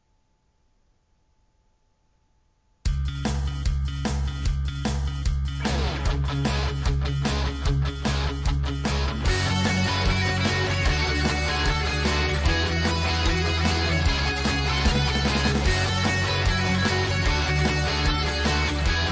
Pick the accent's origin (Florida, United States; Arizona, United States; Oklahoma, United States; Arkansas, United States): Arizona, United States; Phoenix; moved away; I'm from Phoenix, where it's not even hot till it's over 100.